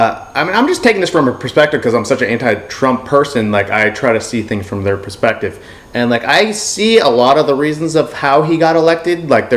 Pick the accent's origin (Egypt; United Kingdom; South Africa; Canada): United Kingdom; England; now in United States; I'm from England. Like, these are the natural settlers.